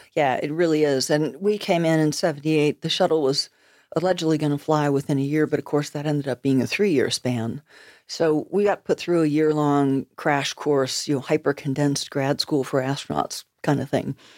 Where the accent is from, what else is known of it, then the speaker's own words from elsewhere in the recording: United States; moved away as an adult; also born or lived in Nova Scotia, Canada; I'm an American, but I'm living in Nova Scotia